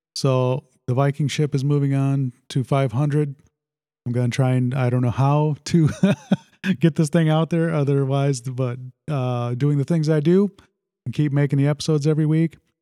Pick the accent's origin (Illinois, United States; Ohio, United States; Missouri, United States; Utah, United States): Illinois, United States; Sandwich; also born or lived in South Side of Chicago / New Lenox, Illinois; we moved to Sandwich when I was in about the uh, what was it, seventh grade, sixth grade, something like that. And yeah, it's been it's definitely my home. I always call Sandwich, I, yeah, hometown.